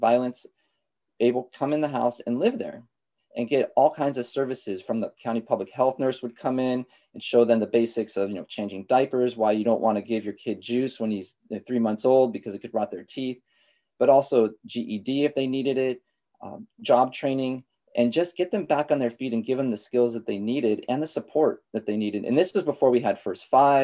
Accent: Santa Barbara, California, United States; also born or lived in Lompoc, California; when I grew up in Santa Barbara, we had moved here

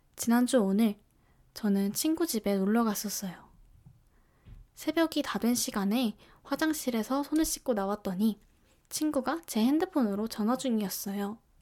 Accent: Seoul, South Korea; 저는 서울에서 나고 자라서

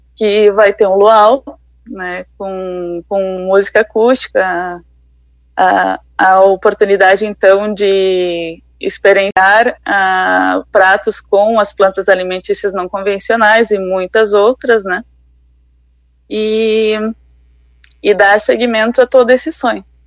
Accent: Igrejinha, Rio Grande do Sul, Brazil; moved away as an adult; now in Concórdia, Brazil; eu sou gaúcha, ah, eu sou de Igrejinha, passei por várias cidades ah, do Rio Grande do Sul

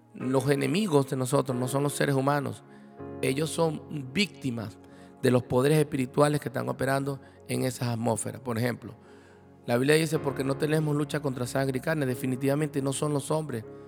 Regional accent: Venezuela; como venezolanos, porque bueno, sabes que estamos viviendo una situación muy difícil en Venezuela

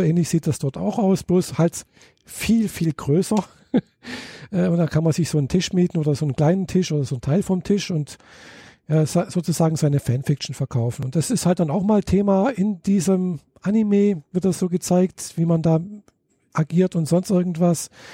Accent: Germany; bei uns in Deutschland

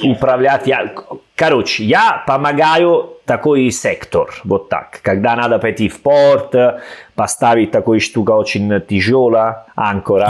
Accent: Salerno, Campania, Italy; Russian is a second language; moved away as an adult; also born or lived in Rome, Italy / Saint Petersburg, Russia; now in Tashkent, Uzbekistan; я из Салерно

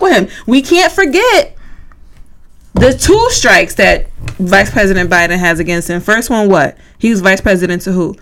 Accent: United States; I'm black. I'm American.

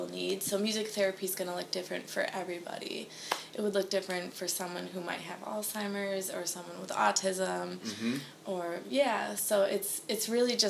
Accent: Hornell, New York, United States; moved away as an adult; also born or lived in Rochester, New York; now in Nashville, United States; I'm from Hornell, New York, which is about an hour south of Rochester.

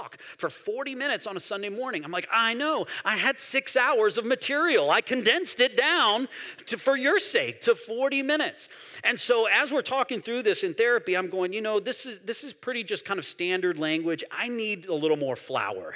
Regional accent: United States; I'm American

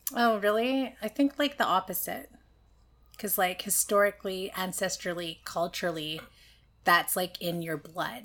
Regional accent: Vancouver, British Columbia, Canada; I'm from East

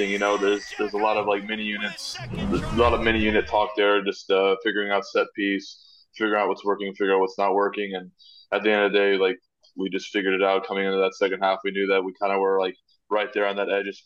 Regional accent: Oklahoma, United States; now in New York, United States; being from Oklahoma, being from the, the quote unquote flatlands, like they call them

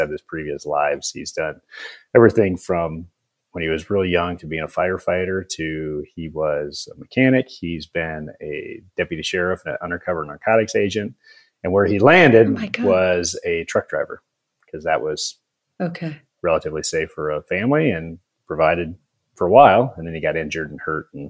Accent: South Dakota, United States; moved away; So I grew up in South Dakota, a small town, not on the reservation.

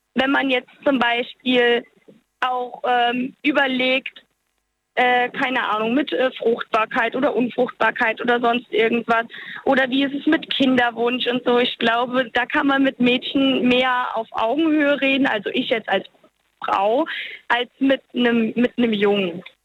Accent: Walbach, Rhineland-Palatinate, Germany; ich komme aus Walbach. Das ist so ein ganz kleines Kaff im Hunsrück.

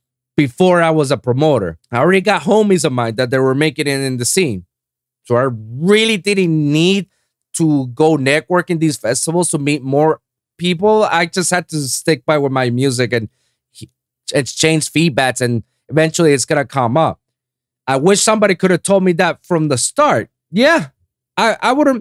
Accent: Puerto Rico; moved away as an adult; now in Miami, United States; my hometown in Puerto Rico

